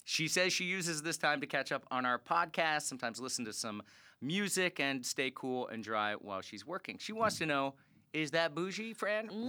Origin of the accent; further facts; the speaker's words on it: Florida, United States; moved away; I'm from there